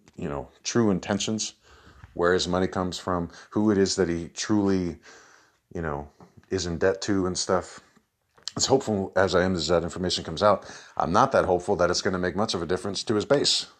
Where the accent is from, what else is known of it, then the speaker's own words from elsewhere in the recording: United States; as an American